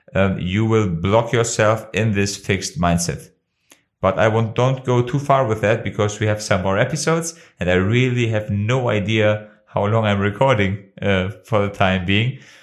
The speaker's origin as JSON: {"language": "English", "country": "Kosovo", "second_language": "English", "moved": "yes", "lives_now": "Germany", "said": "my home country, of Kosovo"}